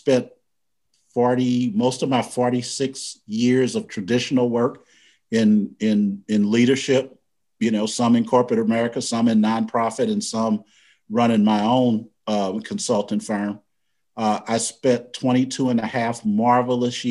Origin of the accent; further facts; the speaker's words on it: University City, Missouri, United States; I was born and raised in St. Louis, Missouri.